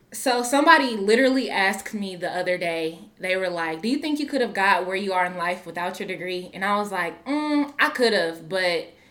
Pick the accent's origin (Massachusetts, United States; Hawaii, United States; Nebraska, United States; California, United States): Nebraska, United States; Omaha; moved away as an adult; now in Des Moines, United States; I'm originally from Omaha, Nebraska.